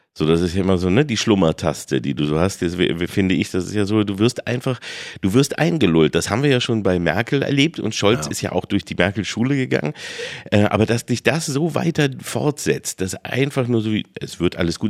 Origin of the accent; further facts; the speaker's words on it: Peine, Lower Saxony, Germany; ich bin in Peine aufgewachsen